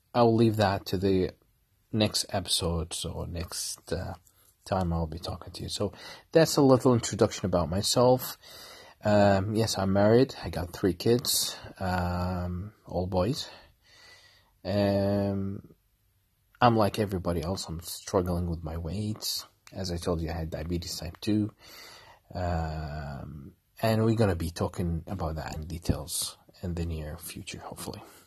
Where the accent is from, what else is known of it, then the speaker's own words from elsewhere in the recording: Kuwait; I'm from Kuwait.